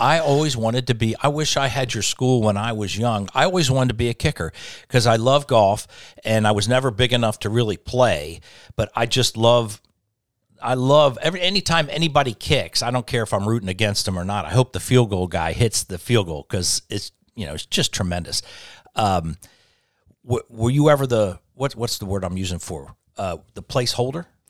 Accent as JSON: {"language": "English", "region": "Delaware", "country": "United States", "tie": "born or raised there", "said": "grew up in Delaware"}